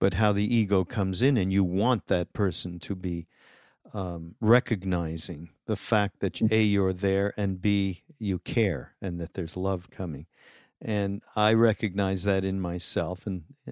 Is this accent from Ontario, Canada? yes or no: no; Montreal, Quebec, Canada; moved away; my hometown, actually, of Montreal